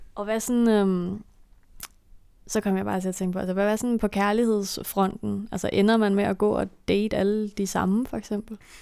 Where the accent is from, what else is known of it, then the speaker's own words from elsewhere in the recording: Denmark; jeg er jo dansker